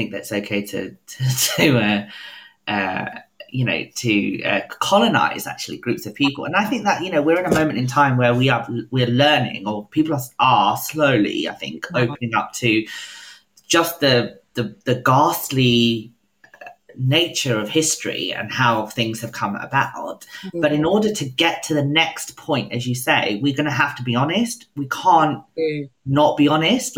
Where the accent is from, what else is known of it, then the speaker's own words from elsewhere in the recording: United Kingdom; we're both proudly identify as British